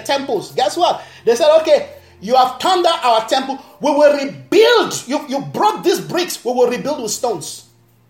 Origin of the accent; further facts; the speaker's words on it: Nigeria; now in South Africa; Where I'm coming from, I'm a Nigerian. My country